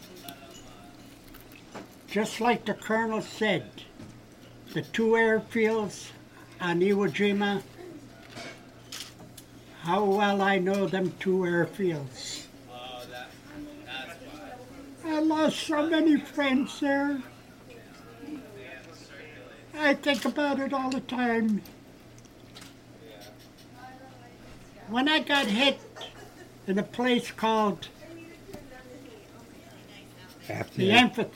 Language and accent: English; Amsterdam, New York, United States; I'm originally from Amsterdam, New York